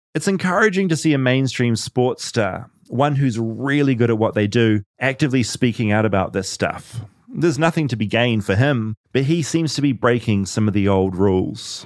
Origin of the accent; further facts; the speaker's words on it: New Zealand; As a New Zealander